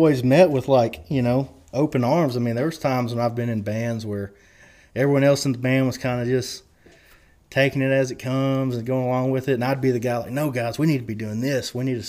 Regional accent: Lubbock, Texas, United States; I'm from Lubbock. I live in Lubbock, But after a while, it's like, no, I am from that part of the world, and I'm proud to be from there.

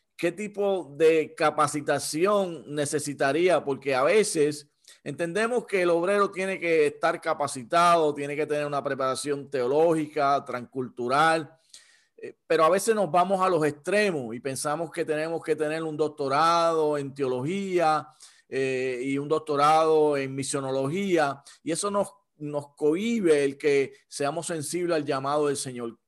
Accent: Puerto Rico; ya que somos originarios de Puerto Rico

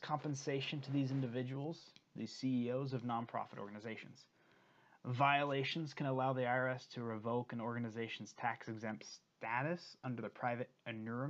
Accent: Provo, Utah, United States; my hometown of Provo, Utah

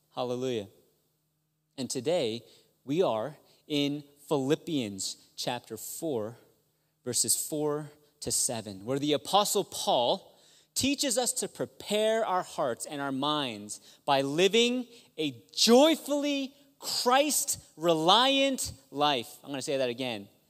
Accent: Maryland, United States; I'm from Maryland

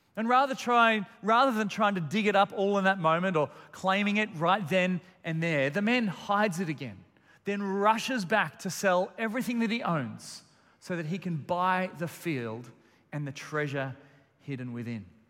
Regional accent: Melbourne, Victoria, Australia; I've got very fond memories of Christmas morning growing up in Melbourne

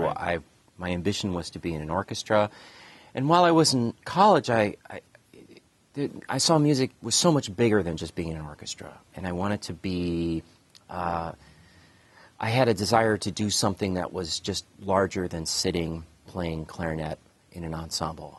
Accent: Cleveland, Ohio, United States; I grew up in Cleveland, Ohio

